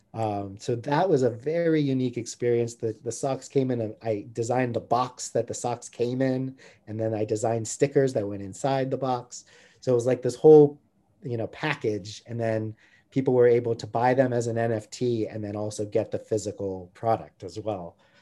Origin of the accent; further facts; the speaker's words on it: near San Francisco, California, United States; now in Santa Barbara, United States; I grew up near San Francisco and my dad used to take me um, into Chinatown